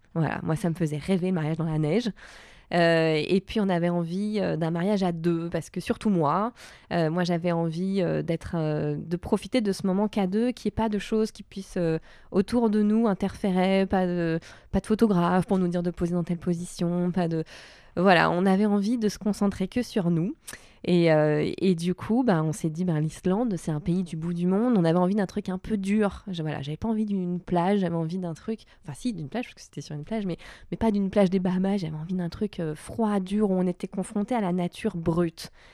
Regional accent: Var, Provence-Alpes-Côte d'Azur, France; moved away as an adult; also born or lived in Paris; now in Marseille, France; j'ai grandi dans le Var

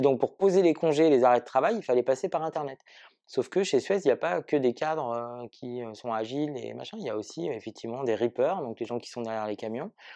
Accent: Marseille, Provence-Alpes-Côte d'Azur, France; je suis Marseillais

